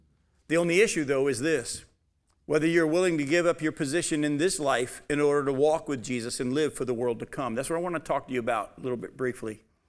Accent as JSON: {"language": "English", "country": "United States", "said": "I'm an American. I thank God for being an American."}